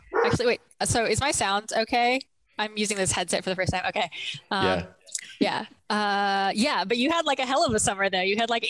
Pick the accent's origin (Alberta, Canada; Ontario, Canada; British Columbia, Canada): British Columbia, Canada; Lower Mainland, Pacific Northwest; moved away as an adult; now in Albuquerque, United States; I am a Filipino and Polish descent and grew up in the Lower Mainland Pacific Northwest region, which is Coast Salish territory.